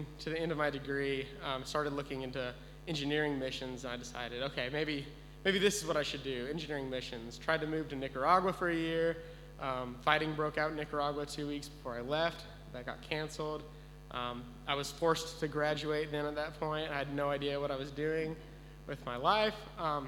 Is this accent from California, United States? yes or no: no; Texas, United States; moved away as an adult; I grew up in Texas my whole life, never even left the state